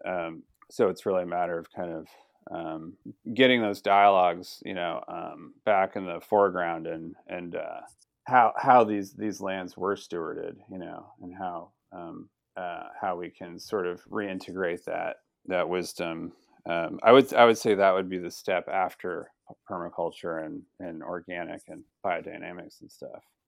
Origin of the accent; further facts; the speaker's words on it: Sonoma, California, United States; growing up in Sonoma. Colin and I, you know, went to Sonoma High